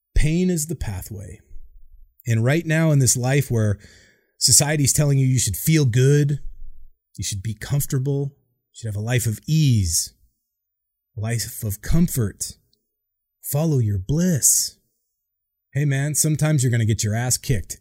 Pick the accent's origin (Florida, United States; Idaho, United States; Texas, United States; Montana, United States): Idaho, United States; Boise; moved away as an adult; I grew up in Boise, Idaho, like nowhere town